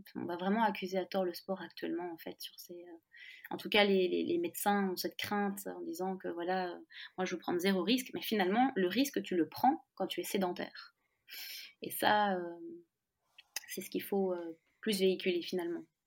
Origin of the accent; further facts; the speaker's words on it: France; now in Belgium; je suis française, mais je vis en Belgique